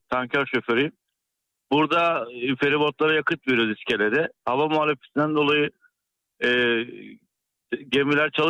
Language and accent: Turkish; İzmit, Kocaeli, Turkey; also born or lived in Bursa; ben aslen İzmitliyim ama şu anda Bursa'dayım.